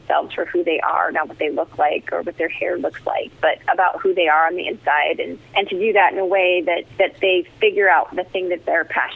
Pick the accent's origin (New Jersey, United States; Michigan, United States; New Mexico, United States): New Jersey, United States; I grew up in New Jersey and was youngest of 4